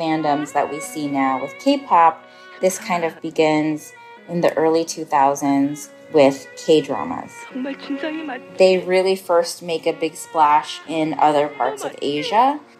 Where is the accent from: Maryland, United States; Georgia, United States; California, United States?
California, United States; Southern; So I'm Korean American, second generation. I grew up in Southern California, which is home to the largest population of Koreans outside of Korea.